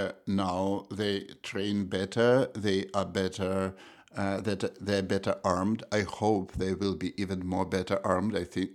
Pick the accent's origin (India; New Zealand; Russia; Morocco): Russia; moved away as an adult; also born or lived in Moscow; now in Chicago, United States; I grew up in Russia. I went to school, to university. I got a degree and my first couple of academic jobs in Moscow.